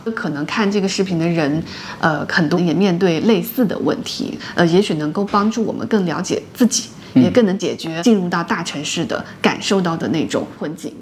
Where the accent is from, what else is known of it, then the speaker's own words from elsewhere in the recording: Jishou, Hunan, China; now in Beijing, China; 我现在也没法回答我是吉首人，十几年前就已经从吉首那个地方出来了